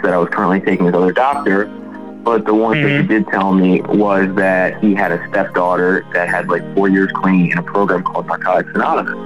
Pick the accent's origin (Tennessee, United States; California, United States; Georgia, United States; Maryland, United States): Maryland, United States; Baltimore; grew up in Baltimore, great family